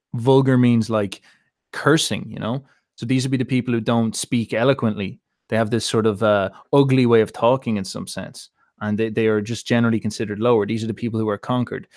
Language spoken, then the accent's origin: English; Ireland; being Irish